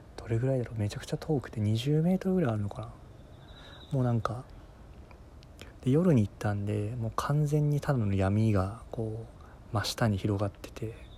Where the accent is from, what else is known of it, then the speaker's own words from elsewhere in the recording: Fukuoka, Japan; 地元が福岡